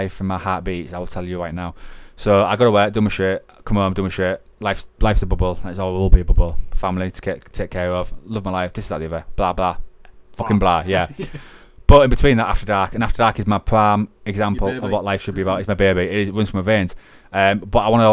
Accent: Hull, Yorkshire and the Humber, United Kingdom; we're a Hull born and bred podcast

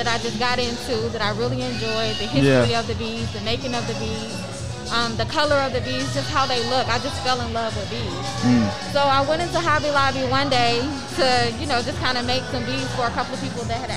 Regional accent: Atlanta, Georgia, United States; I'm originally from Atlanta, Georgia, born and raised

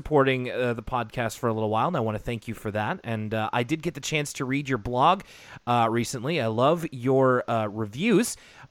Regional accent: Canada; as a Canadian kid, when I say public television, for me it was the CBC

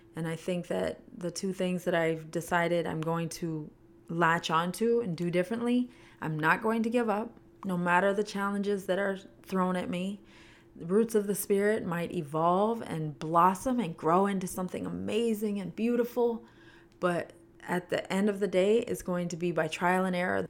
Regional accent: Canada; moved away as an adult; now in United States; I was born and raised in Canada, lived there for twenty years, moved to the United States when I was twenty, well, nineteen

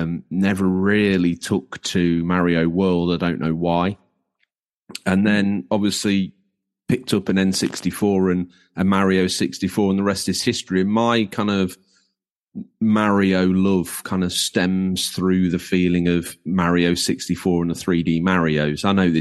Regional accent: Yorkshire and the Humber, United Kingdom; I'm from Lincolnshire, obviously, as we've now outed. There's no hiding my inability to speak. But born in North Lincolnshire

